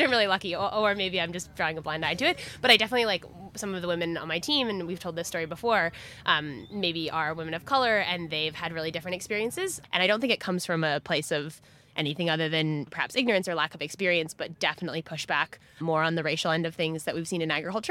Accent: Silicon Valley, California, United States; moved away as an adult; also born or lived in South America; now in Australia; I grew up in Silicon Valley

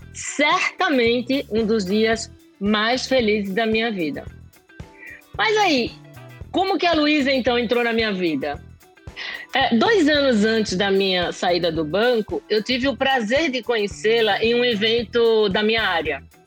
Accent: Recife, Pernambuco, Brazil; moved away; eu nasci aí em Recife, em um berço simples, mas que transbordava amor

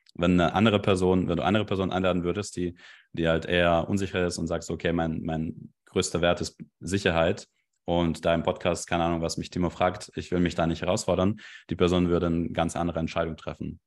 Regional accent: Belarus; German is a second language; now in Germany; Ich komme eigentlich ursprünglich aus Belarus

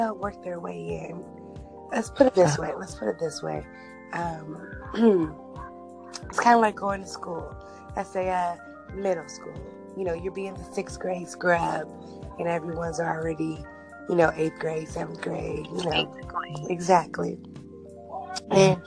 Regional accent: Bay Area, California, United States; I'm actually from the Bay Area, California.

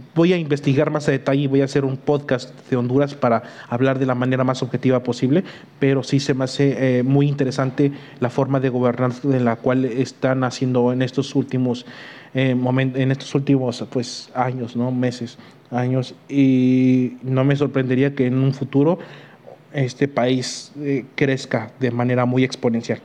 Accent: Mexico

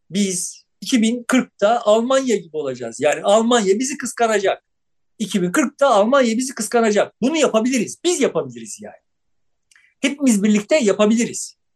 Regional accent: Turkey; Türküz, işte şöyle bir din anlayışımız var, babayız, aynı zamanda Beşiktaşlıyız

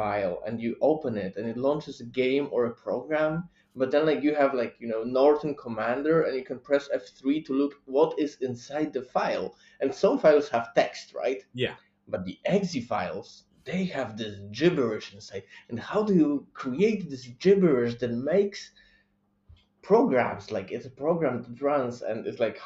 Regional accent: Poland; I'm from Poland

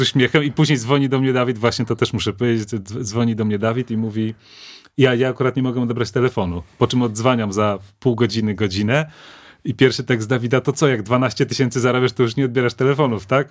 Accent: Lublin, Lublin Voivodeship, Poland; jesteśmy ze ściany wschodniej, jesteśmy z Lublina

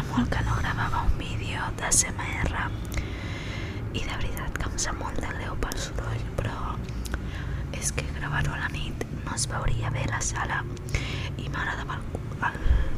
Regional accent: Barcelona, Catalonia, Spain; Soc xinesa, però m'he criat aquí, a Barcelona, sempre tota la meva vida.

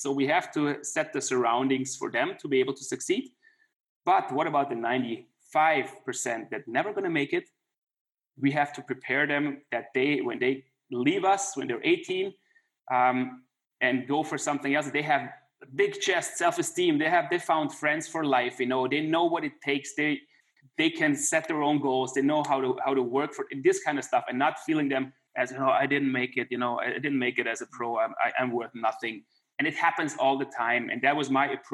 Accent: Klagenfurt, Carinthia, Austria; It's my hometown. That's where I grew up.

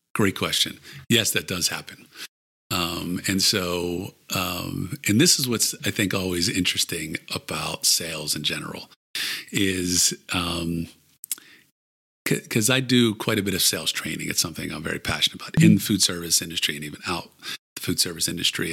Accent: Pittsburgh, Pennsylvania, United States; also born or lived in Maryland; I grew up in Pittsburgh, went to, as I said, University of Maryland, then moved back here.

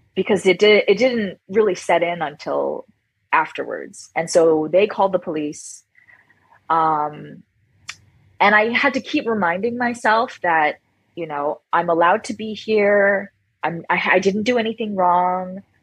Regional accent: Toronto, Ontario, Canada; moved away as an adult; now in Hawaii, United States; I was born in Toronto, Canada

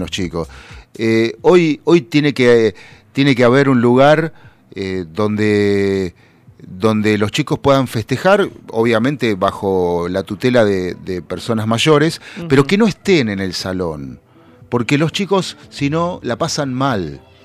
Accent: Buenos Aires Province, Argentina; somos bonaerenses

